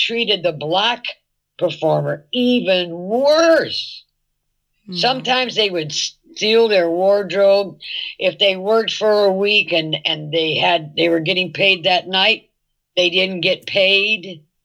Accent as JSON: {"language": "English", "town": "San Francisco", "region": "California", "country": "United States", "tie": "born or raised there", "said": "I was born in San Francisco, and we weren't that prejudiced in San Francisco"}